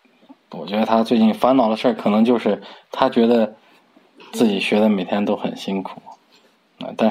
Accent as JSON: {"language": "Chinese", "region": "Tianjin", "country": "China", "said": "今年三十五岁，我来自天津，我现在是一名心脏外科医生。"}